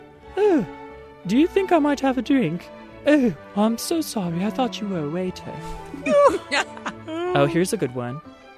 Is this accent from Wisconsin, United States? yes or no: no; Baltimore, Maryland, United States; moved away; I'm from Baltimore, by the way.